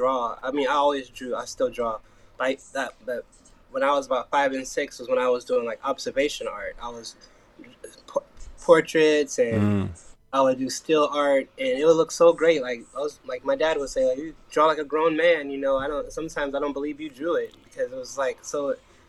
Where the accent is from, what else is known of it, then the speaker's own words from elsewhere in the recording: Portland, Oregon, United States; Born and raised in Portland, Oregon. Coming out of a cool area of Northeast Portland